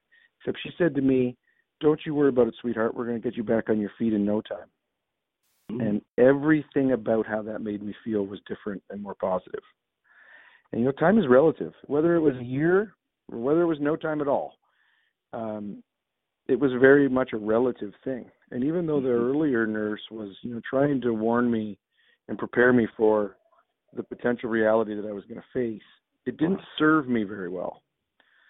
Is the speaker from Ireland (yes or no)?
no; southern Ontario, Canada; I grew up in Ontario, here in southern Ontario, playing hockey and lacrosse